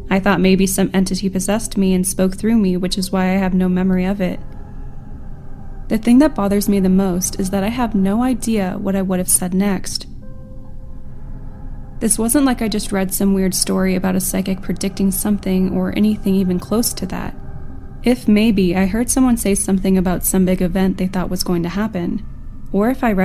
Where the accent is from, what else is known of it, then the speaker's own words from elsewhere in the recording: California, United States; For context relating to this story, I'm from California.